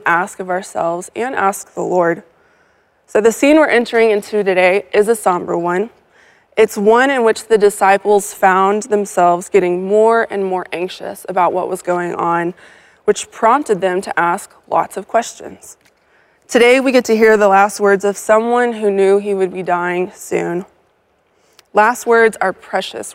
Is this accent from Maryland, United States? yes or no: no; Texas, United States; As a Texan